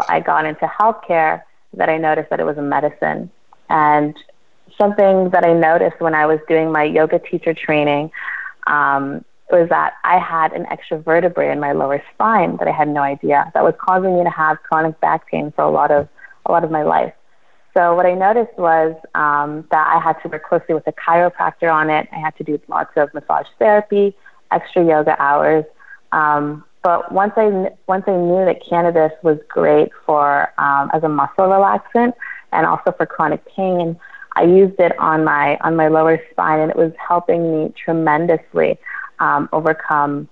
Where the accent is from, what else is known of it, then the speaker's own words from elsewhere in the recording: Toronto, Ontario, Canada; I was born in Toronto, Canada. I was born and raised here